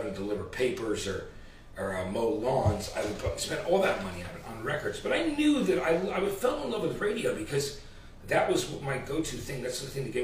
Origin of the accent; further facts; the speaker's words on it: New Jersey, United States; also born or lived in Athens, Georgia; eventually moved to New Jersey